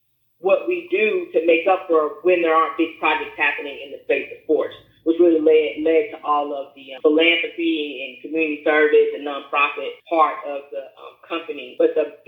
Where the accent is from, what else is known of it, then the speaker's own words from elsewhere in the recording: Memphis, Tennessee, United States; now in Daytona Beach, United States; I am originally from Memphis, Tennessee. I currently reside in Daytona Beach, Florida